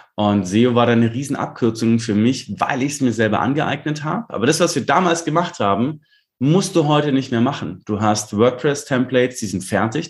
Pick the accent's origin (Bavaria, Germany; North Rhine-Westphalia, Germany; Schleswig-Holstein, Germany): Bavaria, Germany; Lindau; Lindau, klar, ist meine Heimatstadt